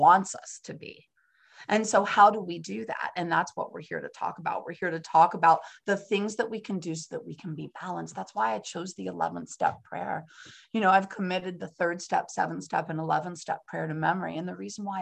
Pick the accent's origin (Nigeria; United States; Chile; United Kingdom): United States; San Francisco, California; now in Pennsylvania, United States; I'm from San Francisco, California, which is on the other side of the country. Here I am in Pennsylvania